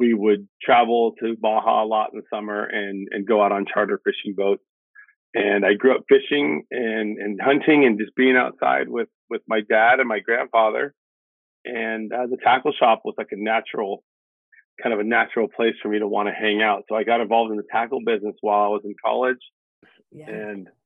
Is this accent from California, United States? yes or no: yes; Los Angeles, California, United States; moved away as an adult; now in San Diego, United States; I was born and raised in Los Angeles, mostly in the San Gabriel Valley, East San Gabriel Valley, where I grew up